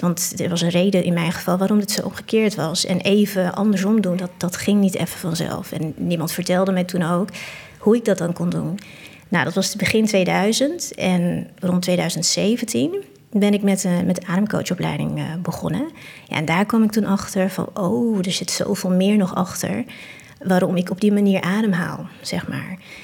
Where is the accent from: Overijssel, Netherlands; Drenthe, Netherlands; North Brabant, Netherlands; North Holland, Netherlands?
Drenthe, Netherlands; Assen; now in Utrecht, Netherlands; Assen, waar ik vandaan kom. daar ben ik geboren en getogen